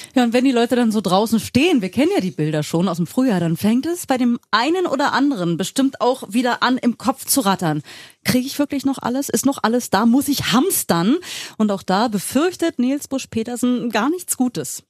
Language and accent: German; Berlin, Germany; wir so als Berliner, die mit Zoo und Aquarium aufgewachsen sind